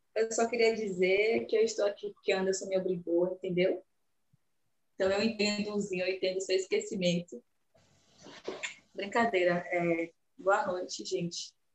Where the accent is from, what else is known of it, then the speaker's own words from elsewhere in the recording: Camaçari, Bahia, Brazil; moved away as an adult; now in Salvador, Brazil; eu sou de Camaçari, nascida e criada em Camaçari, mas moro em Salvador desde 2016